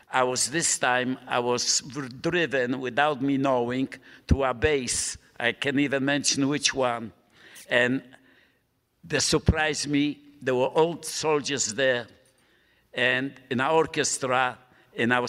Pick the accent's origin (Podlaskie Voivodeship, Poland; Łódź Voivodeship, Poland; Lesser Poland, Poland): Lesser Poland, Poland; Krakow; English is a second language; moved away as an adult; also born or lived in Italy; I was born in Krakow, Poland